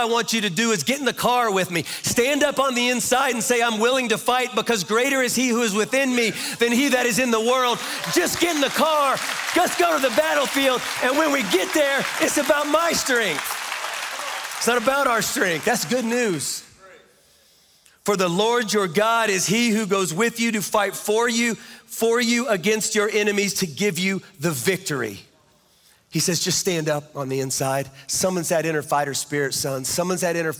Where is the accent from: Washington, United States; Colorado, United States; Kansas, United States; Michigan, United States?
Kansas, United States; I'm from Kansas